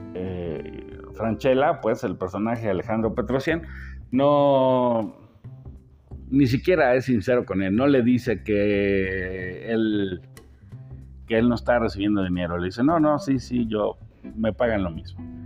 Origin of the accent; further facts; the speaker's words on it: Mexico; yo como mexicano